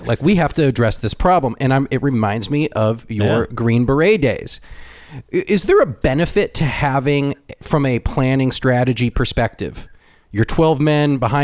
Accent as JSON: {"language": "English", "country": "United States", "said": "as an American"}